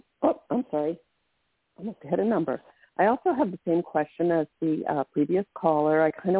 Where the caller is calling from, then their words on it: Maryland, United States; I'm calling from Maryland.